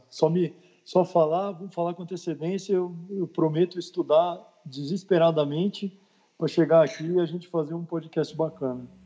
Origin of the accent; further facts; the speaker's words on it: São Paulo, Brazil; born there; now in Belo Horizonte, Brazil; eu sou daqui de BH, né? Na verdade, eu sou nascido em São Paulo, mas moro aqui em BH há mais de 23 anos.